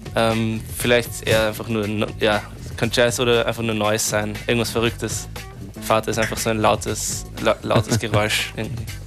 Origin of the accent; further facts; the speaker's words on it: Austria; ich bin ja Österreicher auch